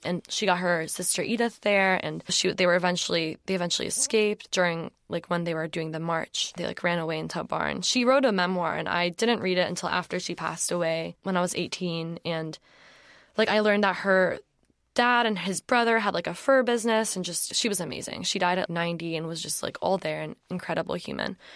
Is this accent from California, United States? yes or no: no; Atlanta, Georgia, United States; moved away as an adult; also born or lived in South Carolina; I grew up in Atlanta, in, outside of Atlanta, went to school in South Carolina